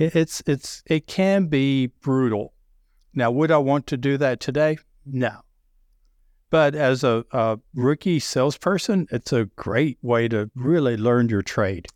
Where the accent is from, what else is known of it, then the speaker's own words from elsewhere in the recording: the South, United States; accent: deep Southern; I have a deep Southern accent